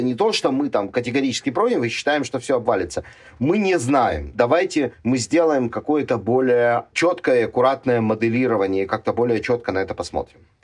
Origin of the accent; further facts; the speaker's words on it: Ukraine; мне, как уроженцу и гражданину Украины